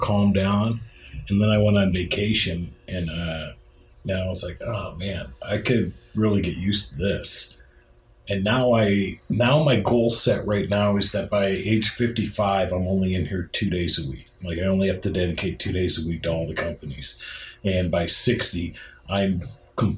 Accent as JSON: {"language": "English", "town": "Kirtland", "region": "Ohio", "country": "United States", "tie": "born or raised there", "said": "I grew up in Kirtland, Ohio, and we had a Dog and Suds drive-in."}